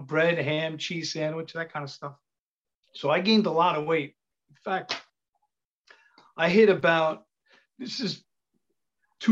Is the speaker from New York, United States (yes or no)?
yes; New York City, New York, United States; accent: Italian; I'm from Queens, but I have an Italian accent.